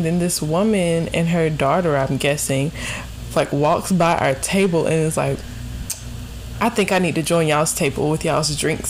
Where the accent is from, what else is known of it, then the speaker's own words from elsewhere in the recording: South Carolina, United States; we're from South Carolina.